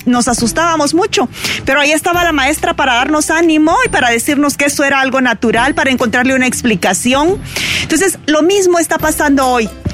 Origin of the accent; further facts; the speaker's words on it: Puerto Barrios, Izabal, Guatemala; moved away; Yo crecí en Puerto Barrios